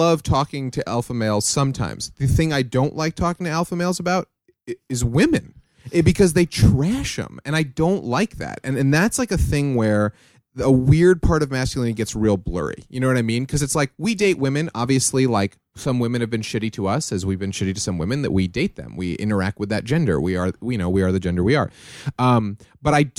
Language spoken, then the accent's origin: English; New York, United States; I'm from New York.